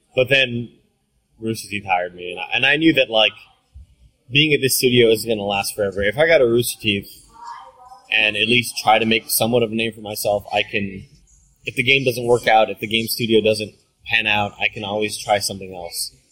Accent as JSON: {"language": "English", "area": "Rio Grande Valley", "region": "Texas", "country": "United States", "tie": "born or raised there", "also_born_or_lived": "Austin, Texas", "moved": "as an adult", "said": "I was back home in the Rio Grande Valley, my hometown"}